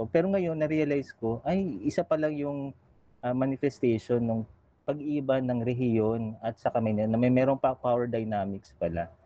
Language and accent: Tagalog; General Santos, Soccsksargen, Philippines; moved away as an adult; also born or lived in Metro Manila; lumaki naman ako sa General Santos City, alimbawa, syudad naman ito